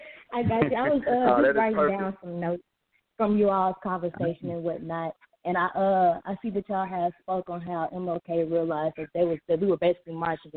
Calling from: Little Rock, Arkansas, United States; I'm calling from Little Rock, Arkansas.

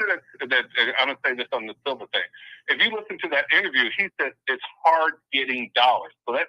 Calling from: Oakland, California, United States; from Oakland.

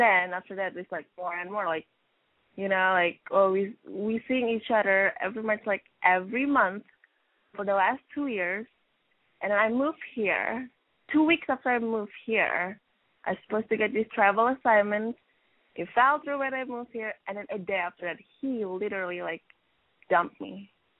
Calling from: New York City, New York, United States; also born or lived in Denver; All right. I'm in New York. I just moved. Well, I was in Denver, and then I moved to New York City. And I'm 26. No, 27.

